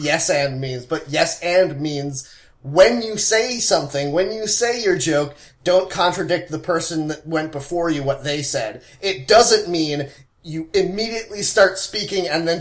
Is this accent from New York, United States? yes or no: no; Philadelphia area, Pennsylvania, United States; born or raised there